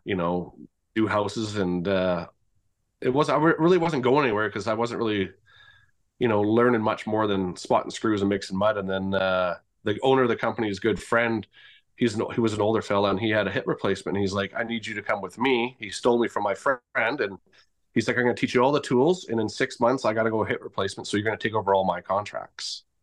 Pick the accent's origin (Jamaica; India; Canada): Canada; Victoria, British Columbia; now in Grande Prairie, Canada; I'm originally from Victoria, B C, and I'm currently in Grand Prix, Alberta